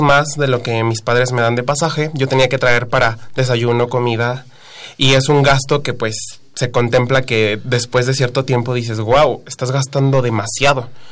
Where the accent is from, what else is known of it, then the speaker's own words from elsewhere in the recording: Teotihuacán, State of Mexico, Mexico; vengo desde el estado, yo soy de Teotihuacán